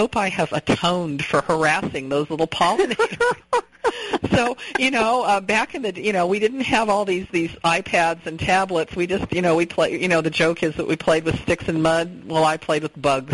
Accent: Southern California, United States; moved away; also born or lived in England; I grew up in Southern California

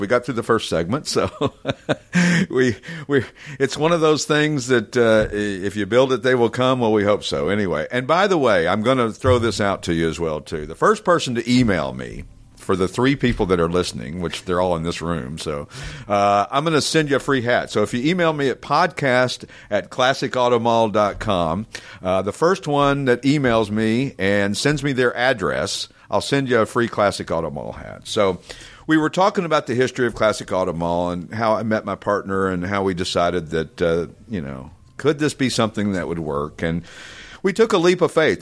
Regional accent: East Tennessee, United States; moved away as an adult; also born or lived in Branson, Missouri; growing up in East Tennessee, there was a lot of cool cars

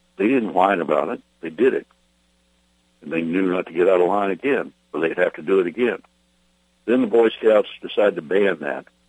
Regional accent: United States; I'm an American. I will die a free American

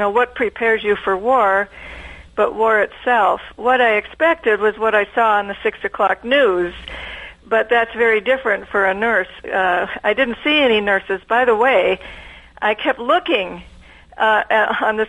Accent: Minnesota, United States; I was growing up in Minnesota on a dairy farm

